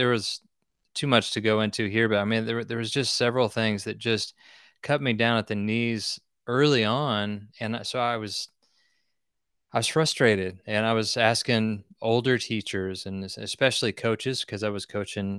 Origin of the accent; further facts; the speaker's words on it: Nowata, Oklahoma, United States; But I grew up in Nowata, you know, a small town, did all the things you might think that a kid in the 80s and 90s would do.